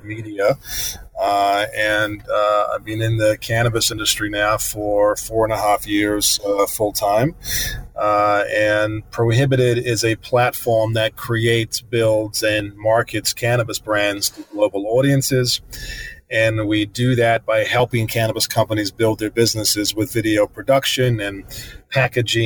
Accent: New Zealand; moved away as an adult; now in United States; I'm from New Zealand initially. You know, I grew up as a kid on a farm in the middle of nowhere.

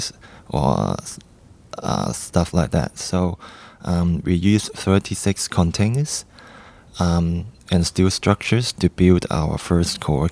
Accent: Hong Kong; moved away as an adult; also born or lived in Zhuhai, China; now in Shenzhen, China; I was born and raised in Hong Kong, and now I'm starting up in Shenzhen

